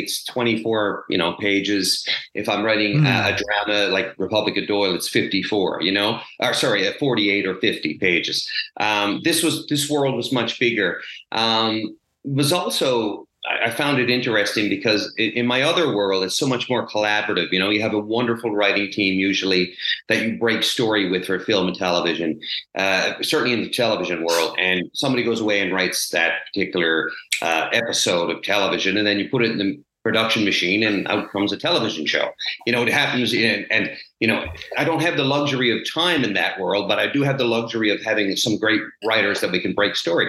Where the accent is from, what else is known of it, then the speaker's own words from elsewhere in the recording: Petty Harbour, Newfoundland and Labrador, Canada; I grew up in the 70s and 80s in this small fishing community. Petty Harbor, Newfoundland is my hometown.